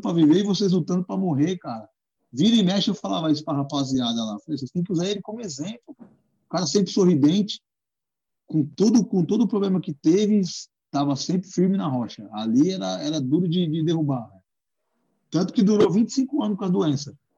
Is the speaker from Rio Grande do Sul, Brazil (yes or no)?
no; Guarulhos, São Paulo, Brazil; moved away as an adult; also born or lived in Zona Norte, São Paulo; now in São Paulo, Brazil; sou de Guarulhos, né? Nascido e criado em Guarulhos. Hoje eu tô 10 anos aqui na Zona Norte, mas foi 30 anos de Guarulhos